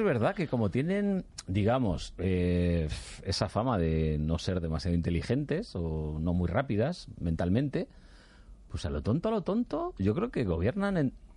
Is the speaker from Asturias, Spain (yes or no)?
no; Andalusia, Spain; now in Madrid, Spain; Yo ya es que soy más madrileño que, que andaluz